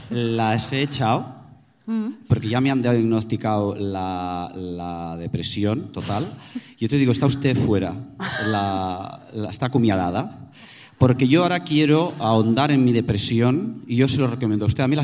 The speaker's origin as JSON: {"language": "Spanish", "country": "Spain", "also_born_or_lived": "Barcelona", "said": "Nosotras somos españolas."}